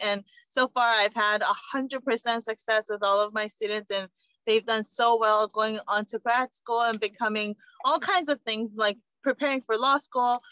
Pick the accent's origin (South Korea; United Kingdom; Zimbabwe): South Korea; moved away; I come from Korea